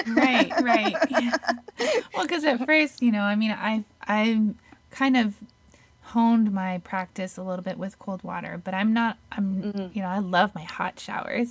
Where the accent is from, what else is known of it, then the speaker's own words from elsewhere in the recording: Netherlands; moved away; I'm from Holland